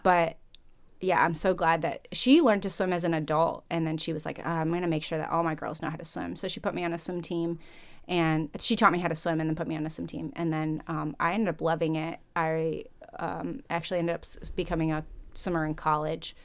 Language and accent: English; Fort Wayne, Indiana, United States; moved away as an adult; also born or lived in Chicago, Illinois; I grew up in Fort Wayne, Indiana, actually. I was born in Chicago, and then, um, I think when I was five or six, my family moved to Fort Wayne, Indiana